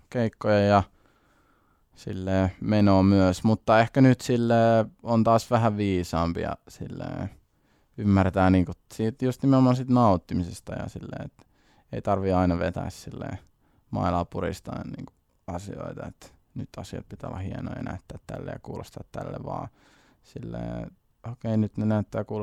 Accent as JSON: {"language": "Finnish", "town": "Siilinjärvi", "region": "North Savo", "country": "Finland", "tie": "born or raised there", "also_born_or_lived": "Kuopio", "said": "ollaan näitä asuttu Siilijärvi-Kuopio väliä koko lapsuus"}